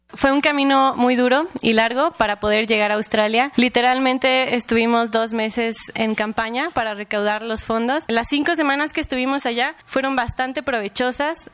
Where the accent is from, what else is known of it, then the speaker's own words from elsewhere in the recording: Mexico; De 39 estudiantes, 5 somos mexicanos